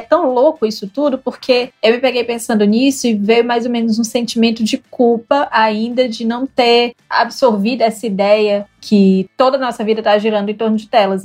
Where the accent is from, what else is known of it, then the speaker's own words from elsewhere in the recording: Fortaleza, Ceará, Brazil; also born or lived in Jaguaruana / Itapipoca; Eu sou de Fortaleza, mas eu tenho um pezinho em Jaguaruana